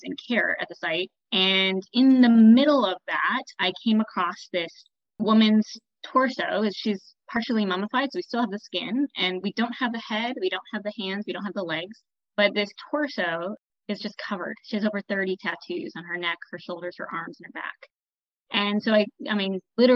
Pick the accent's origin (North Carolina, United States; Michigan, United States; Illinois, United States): Michigan, United States; moved away; I grew up in Michigan, went to public school